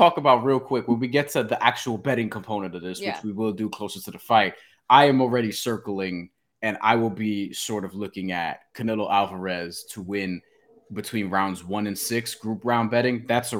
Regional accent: New York, United States; I'm a New Yorker, yeah. I can't help myself.

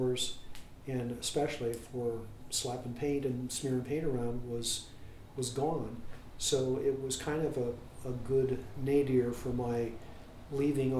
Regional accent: Columbus, Ohio, United States; I grew up in the North University area

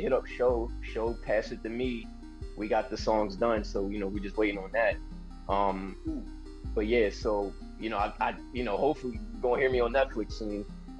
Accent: New York, United States; I know I'm from New York, but kill it, bro.

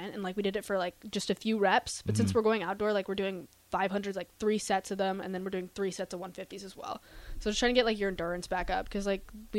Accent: South Dakota, United States; born or raised there; moved away

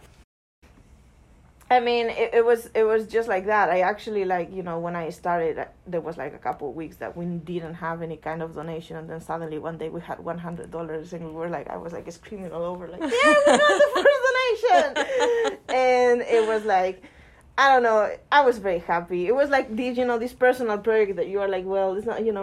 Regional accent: Spain; moved away as an adult; now in United States; I'm from Spain

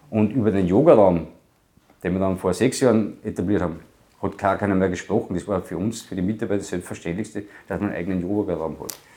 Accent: Obernberg am Inn, Upper Austria, Austria; Ich bin am Tennisplatz aufgewachsen, nicht in Gurten, in Obenberg am Inn, wo ich geboren bin.

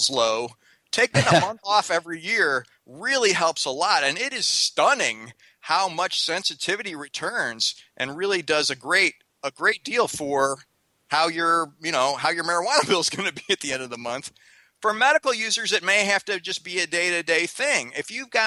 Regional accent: Missouri, United States; I grew up in Missouri

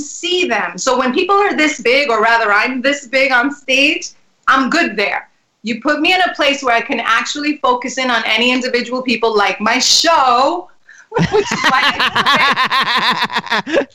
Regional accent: New York City, New York, United States; also born or lived in Spanish Harlem; I was born there, and I was raised in the South Bronx when it was the burning times.

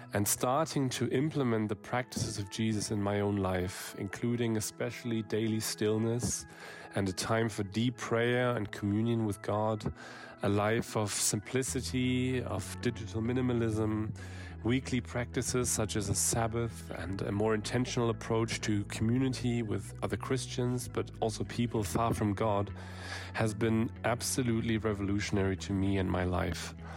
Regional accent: Germany; I'm from Germany

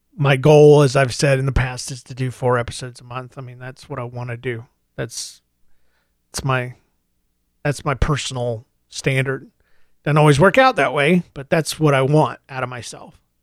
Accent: United States; now in Saint Louis, United States; being an American

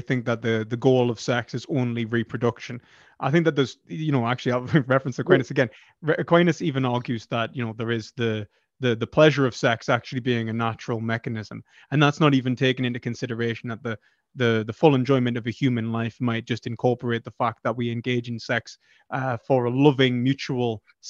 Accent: United Kingdom; I'm from the UK.

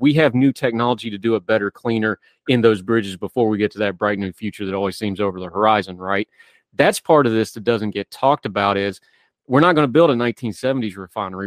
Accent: West Virginia, United States; moved away; I'm from West Virginia.

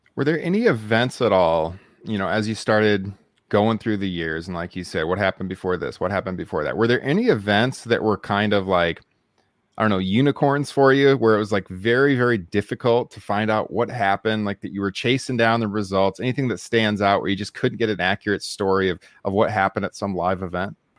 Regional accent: Waterloo, Iowa, United States; it was here in my hometown

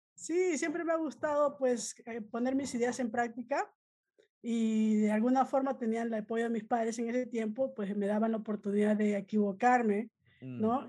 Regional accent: Peru; moved away as an adult; now in United States; originalmente soy de Perú, ¿no? Vine hace como 20 años a Estados Unidos a estudiar negocios

